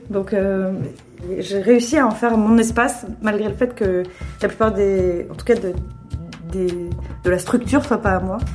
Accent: Paris, Île-de-France, France; Dans le 10e arrondissement, près de la gare du Nord.

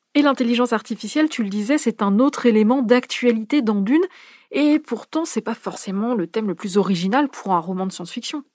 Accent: France; chez nous en France

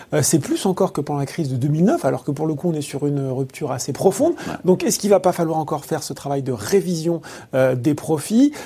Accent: France; chez nous, en France

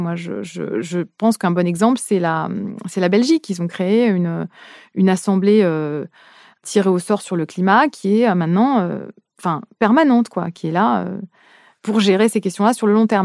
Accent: France; en tant que française

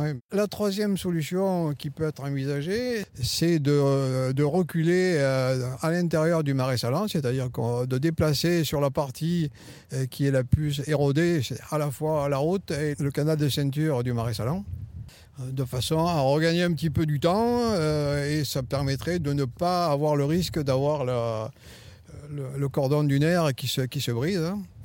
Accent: La Crau, near Hyères, Provence-Alpes-Côte d'Azur, France; Je suis né à la Croix, dans la région tout près d'hier

